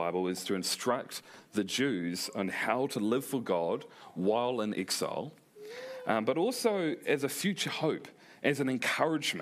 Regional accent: New Zealand; accent: Kiwi; also born or lived in South Korea; I didn't want my accent stripped away from me. That was part of who I am as a New Zealander.

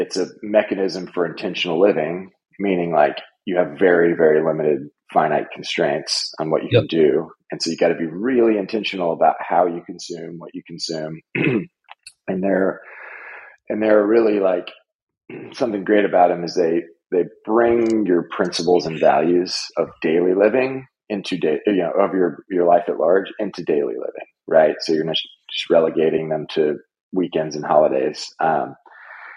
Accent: Nashville, Tennessee, United States; moved away as an adult; also born or lived in New York / Kampala, Uganda / Chicago; I moved back to Nashville, born and raised in Nashville

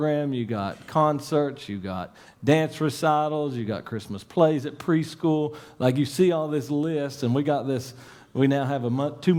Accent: Salyersville, Kentucky, United States; I grew up in a little place, it's called Ivington, I guess. It's a suburb of Salyersville

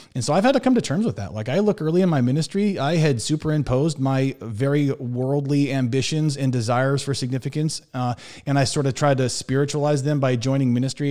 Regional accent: Montana, United States; moved away as an adult; also born or lived in Waupaca, Wisconsin / Milwaukee, Wisconsin; I was born and raised in Montana

